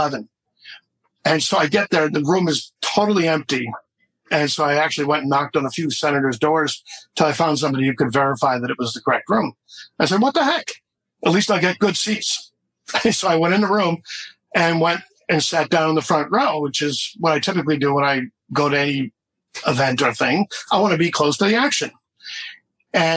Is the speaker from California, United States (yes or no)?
no; Boston, Massachusetts, United States; I was born in Boston